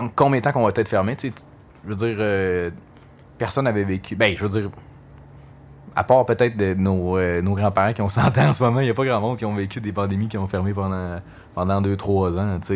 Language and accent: French; Gatineau, Quebec, Canada; also born or lived in Montreal; je suis natif de, Gatineau. J'ai grandi à Touraine